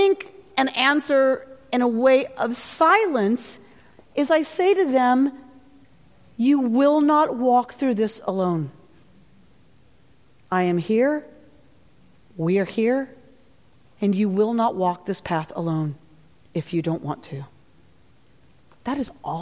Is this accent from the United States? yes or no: yes; the South, United States; I grew up in the South